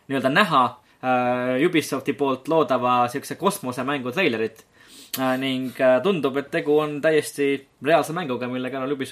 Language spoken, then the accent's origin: Estonian; Estonia; olles ise eestlased, siis Eestis pole tegelikult mängumaastikul